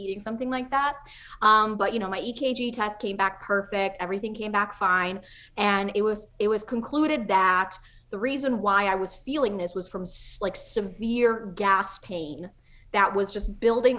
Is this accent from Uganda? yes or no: no; Czechia; moved away; I'm from Czech Republic